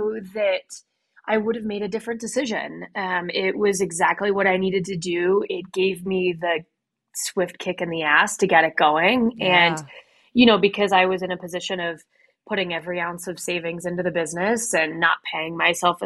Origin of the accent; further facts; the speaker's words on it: Midwest, United States; moved away as an adult; now in Colorado, United States; I'm from the Midwest originally